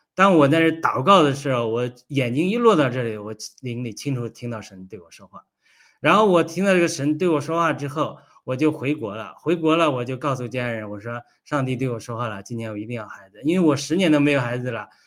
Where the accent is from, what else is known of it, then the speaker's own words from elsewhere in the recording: China; moved away; 我从小这也是在中国长大